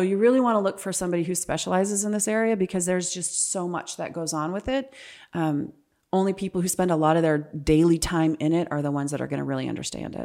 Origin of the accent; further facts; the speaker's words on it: California, United States; moved away as an adult; also born or lived in Ohio; now in Power Ranch, Gilbert, Arizona, United States; I'm originally from California